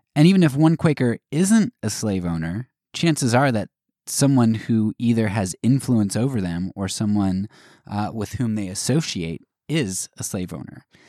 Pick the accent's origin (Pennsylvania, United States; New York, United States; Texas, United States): Pennsylvania, United States; I grew up in Pennsylvania